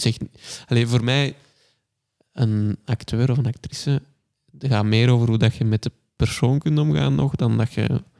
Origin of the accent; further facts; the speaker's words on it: Kempen, Flanders, Belgium; onze Kempische kleinburgerlijkheid